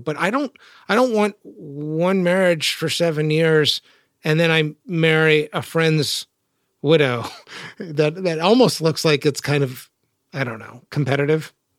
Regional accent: Texas, United States; So I'm from North Texas, and I grew up just a few decades after the frontier was sort of settled.

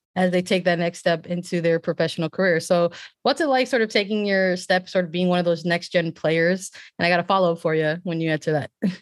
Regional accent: Chicago, Illinois, United States; I'm from Chicago

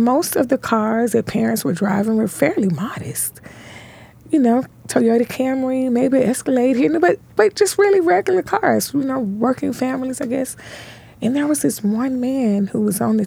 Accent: Memphis, Tennessee, United States; born and raised in Memphis, Tennessee

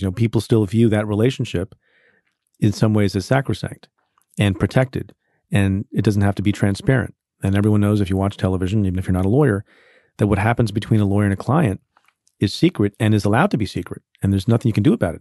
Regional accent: New York, United States

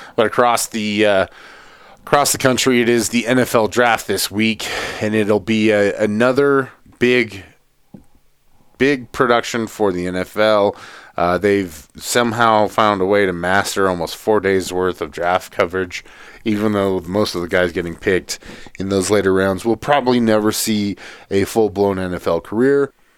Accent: Atlanta, Georgia, United States; I grew up in Atlanta

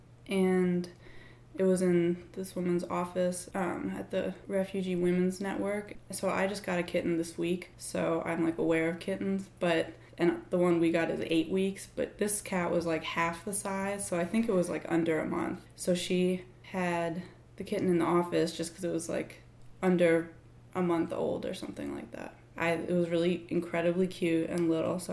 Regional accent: Boston, Massachusetts, United States; now in Chapel Hill, United States; I'm originally from Boston, Massachusetts

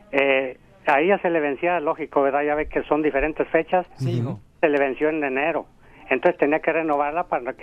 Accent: Mexico; moved away; Yo soy de México.

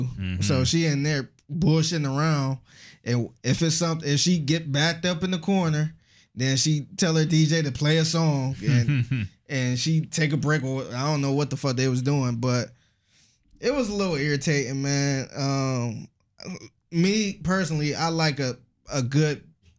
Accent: New York, United States; And, you know, I'm from New York.

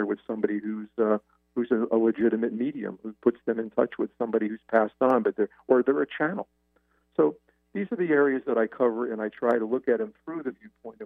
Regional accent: United States; as an Italian male, as a male, as an American

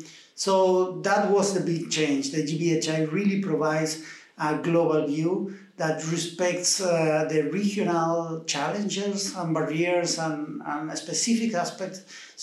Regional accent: Argentina; now in Dublin, Ireland; I am from Argentina

